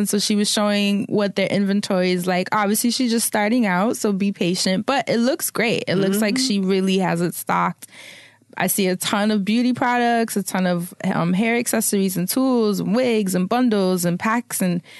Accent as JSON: {"language": "English", "town": "Harlem", "region": "New York", "country": "United States", "said": "I'm from Harlem."}